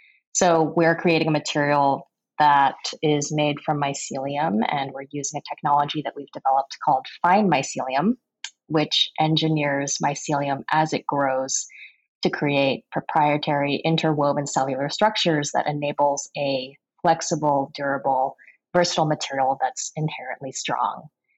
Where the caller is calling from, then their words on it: Emeryville, California, United States; I am on the West Coast in California, in Emeryville.